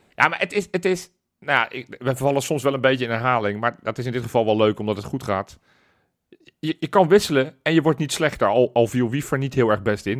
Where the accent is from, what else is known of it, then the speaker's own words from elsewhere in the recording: Netherlands; wij zijn Nederlanders